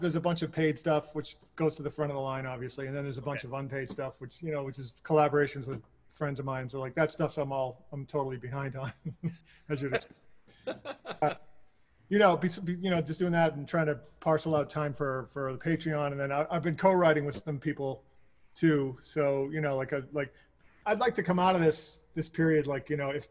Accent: Foxborough, Massachusetts, United States; I grew up in Foxborough

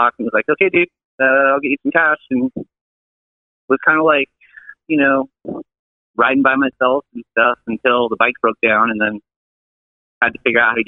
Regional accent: Santa Fe, New Mexico, United States; I'm from Santa Fe.

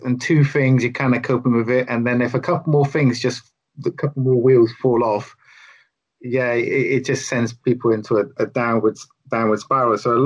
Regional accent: United Kingdom; we're British

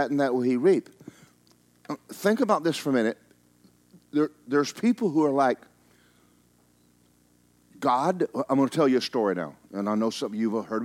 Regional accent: Georgia, United States; I'm from Georgia.

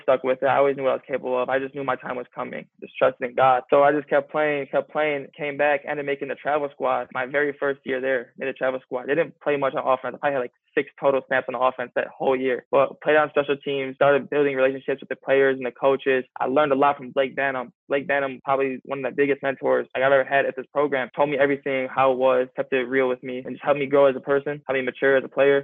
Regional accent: 40 minutes from Eastern Michigan, United States; It's 40 minutes from my hometown

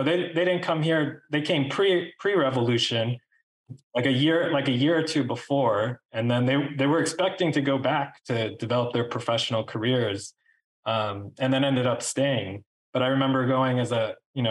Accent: New York, United States; I was born in New York, but my parents came here as immigrants.

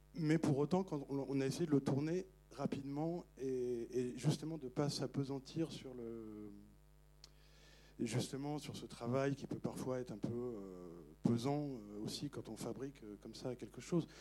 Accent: Paris, Île-de-France, France; moi je suis, je suis parisien

